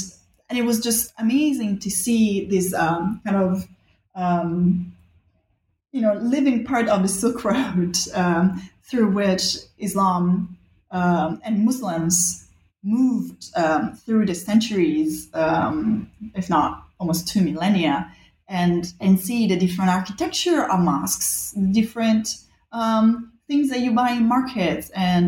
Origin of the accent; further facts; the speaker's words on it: Rome, Lazio, Italy; also born or lived in Bali, Indonesia; I grew up in Rome and in Bali, actually, two places where history is everywhere all the time.